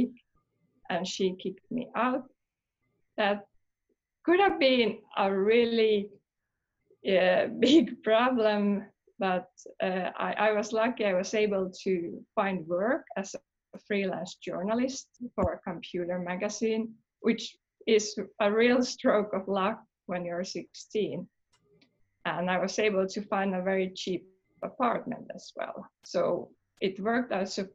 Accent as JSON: {"language": "English", "town": "Helsinki", "region": "Uusimaa", "country": "Finland", "tie": "born or raised there", "said": "I was born in Helsinki, Finland"}